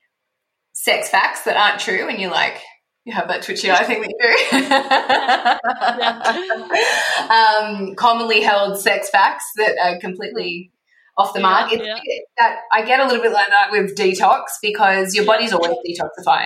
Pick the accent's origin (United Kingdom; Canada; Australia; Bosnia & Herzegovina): Australia; now in Mexico; I'm Australian